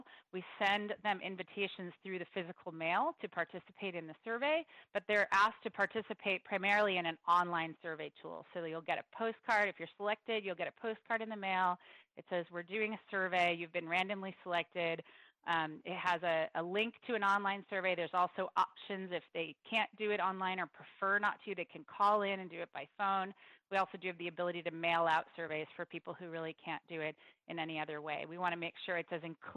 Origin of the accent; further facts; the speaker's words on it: Santa Clara County, California, United States; I grew up in Santa Clara County as well, not in San Jose